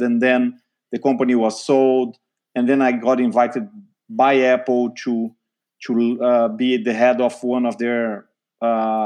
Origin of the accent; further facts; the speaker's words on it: Brazil; moved away as an adult; also born or lived in São Paulo, Brazil; now in United States; I'm from Brazil, actually, South America